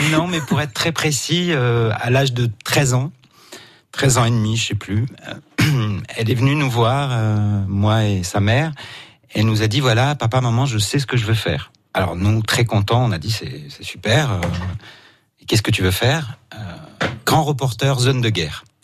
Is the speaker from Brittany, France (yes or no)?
no; Marseille, Provence-Alpes-Côte d'Azur, France; je suis né à Marseille, euh, je suis né en Provence